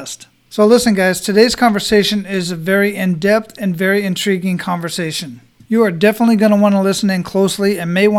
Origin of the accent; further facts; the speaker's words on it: Phoenix, Arizona, United States; also born or lived in Germany; now in Florida, United States; I'm originally from Phoenix, Arizona. But I've lived in Germany